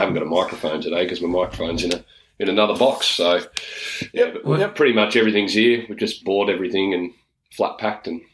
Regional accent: Tasmania, Australia; we're from Tassie

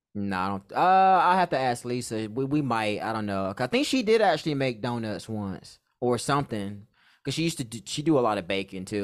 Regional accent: North Carolina, United States; now in San Diego, United States; my hometown, a little small hometown in North Carolina

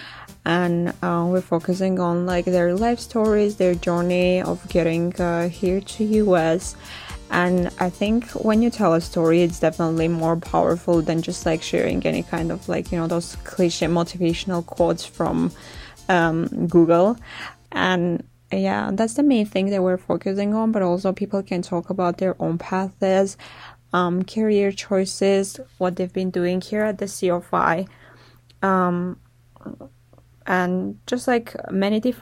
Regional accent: Armenia; moved away; I'm from Armenia.

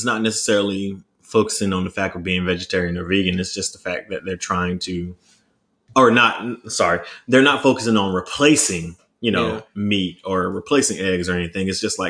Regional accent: the South, United States; And I'm from the South, though, too.

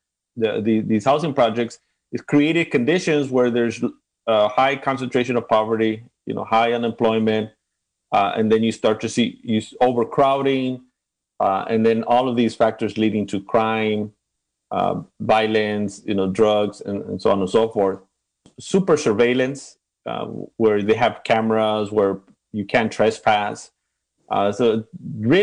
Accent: Los Angeles, California, United States; also born or lived in Tijuana, Mexico; growing up in Ramona Garden housing projects

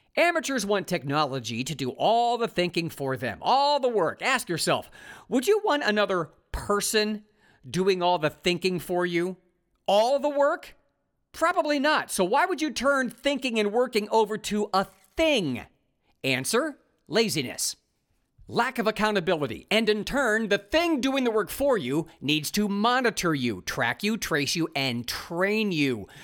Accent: Ohio, United States; moved away as an adult; also born or lived in California; I found new digs in my home state of Ohio

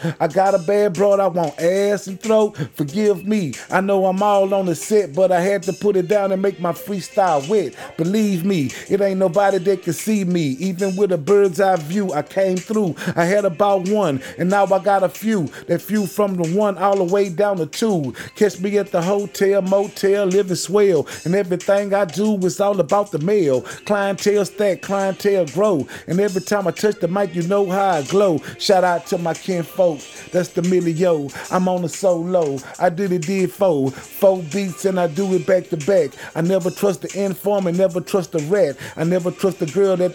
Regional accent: Houston, Texas, United States; I'm from Green Meadows

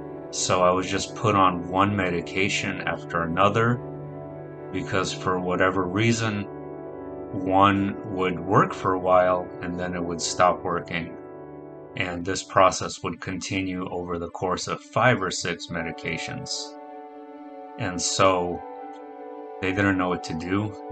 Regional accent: New York City, New York, United States; also born or lived in Russia / Arizona / California; now in San Diego, United States; I'm 34 years old and I live in San Diego, California. I'm originally from Russia. I grew up in New York City, Arizona, and California.

